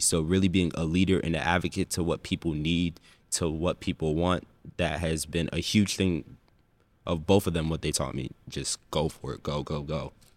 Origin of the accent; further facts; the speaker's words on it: Windsor, Connecticut, United States; born and raised in Windsor, Connecticut.